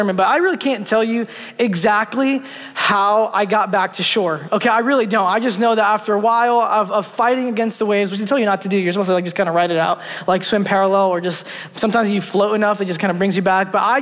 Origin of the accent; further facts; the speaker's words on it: New York City, New York, United States; I'm from New York City